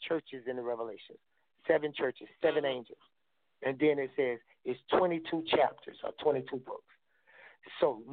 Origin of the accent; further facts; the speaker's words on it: Albany, Georgia, United States; I'm from a small town called Albany, Georgia, That's where I grew up at.